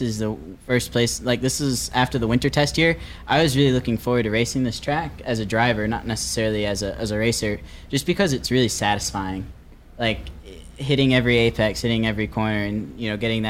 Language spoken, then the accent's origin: English; Northeast, United States; I'm from the Northeast